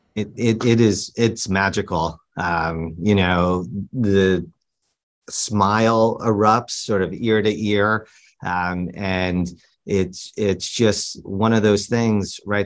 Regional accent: New York City, New York, United States; growing up in New York. I just lived at home with my parents

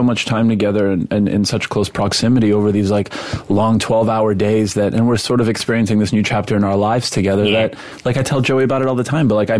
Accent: Montreal, Quebec, Canada; first language Polish; English is a second language; also born or lived in West Virginia; now in New York, United States; I was raised in Montreal, which is a very sort of multi-ethnic, multicultural city, not unlike New York.

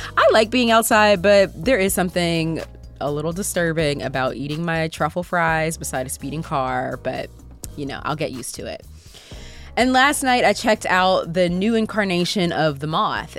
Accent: Pittsburgh, Pennsylvania, United States; I grew up in Pittsburgh, so unfortunately, I grew up Catholic.

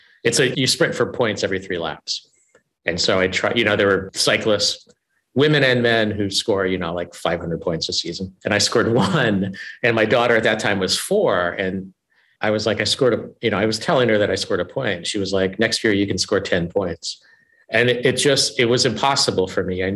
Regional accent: Indiana, United States; I grew up in the Midwest in a family that I describe as white trash

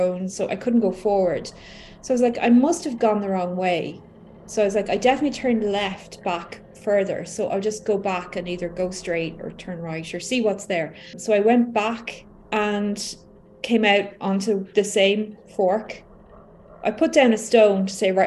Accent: Ireland; I'm from Ireland

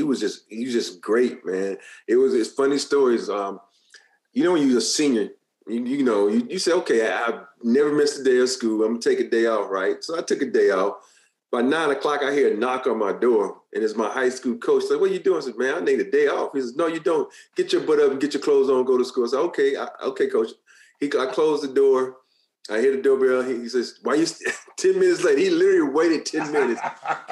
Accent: Alabama, United States; moved away as an adult; also born or lived in Maryland; now in California, United States; I grew up in Alabama

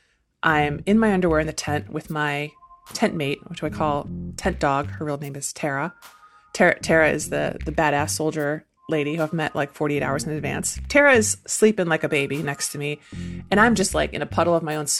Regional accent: Syracuse, New York, United States; I am from Syracuse, New York

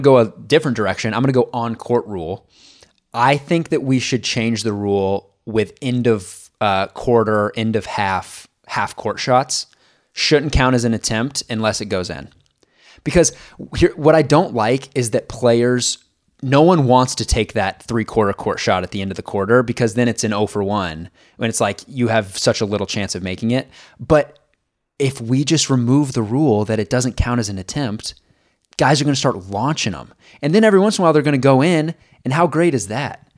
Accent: Kansas City, Missouri, United States; moved away; We're both from Kansas City

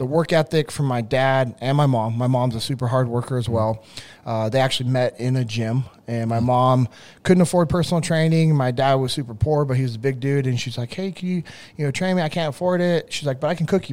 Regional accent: Sacramento, California, United States; I grew up in Sacramento

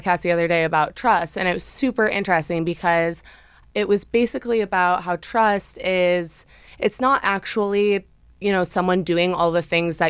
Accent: Wisconsin, United States; now in Los Angeles, United States; I'm from Wisconsin originally

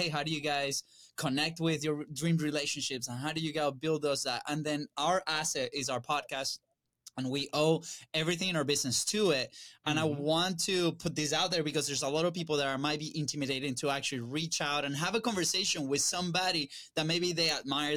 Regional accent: Venezuela; now in United States; we're originally from Venezuela.

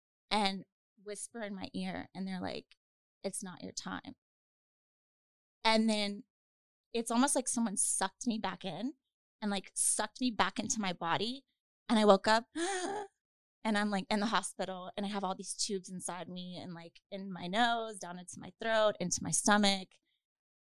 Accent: Louisiana, United States; moved away; also born or lived in New Orleans, Louisiana; I'm from Louisiana originally

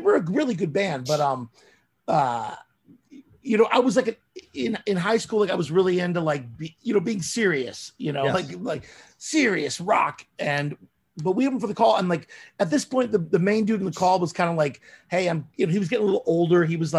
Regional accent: Rockford, Illinois, United States; moved away as an adult; This is like Chicago area. I was at the time I was living in Rockford.

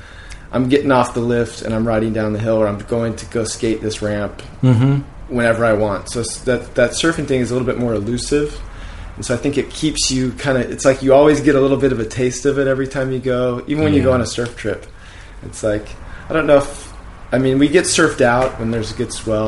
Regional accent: Orange, California, United States; So I grew up in Orange, city of Orange, which is like 30 minutes from the beach.

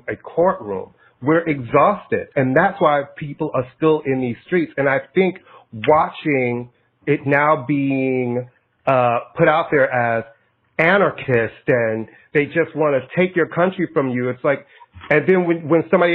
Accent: United States; I'm American. I love America. This is the only place I've ever lived.

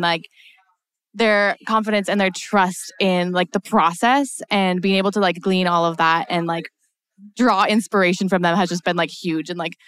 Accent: Alaska, United States; I'm from Alaska

